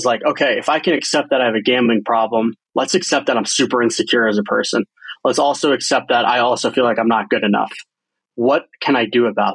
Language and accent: English; New Jersey, United States; born or raised there; moved away as an adult; also born or lived in San Francisco